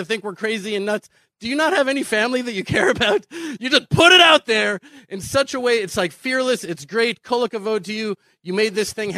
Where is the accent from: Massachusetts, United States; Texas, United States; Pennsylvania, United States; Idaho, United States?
Texas, United States; Houston; now in Israel; I'm from Houston. I'm not from Houston. I was born in Houston because of the destruction of the temple and the exile of the Jewish people around the world. But I was born there in Houston